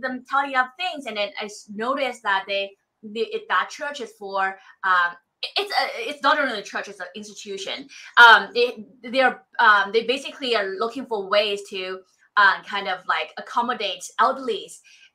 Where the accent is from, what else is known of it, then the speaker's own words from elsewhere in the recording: Shanghai, China; moved away as an adult; now in United States; I came from Shanghai, not Beijing.